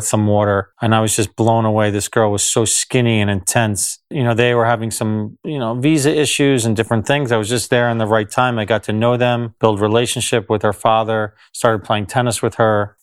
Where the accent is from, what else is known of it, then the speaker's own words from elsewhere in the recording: New Jersey, United States; I grew up in New Jersey in the United States